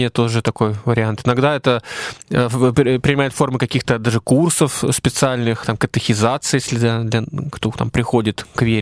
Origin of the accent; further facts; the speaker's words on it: Russia; мы русские люди точно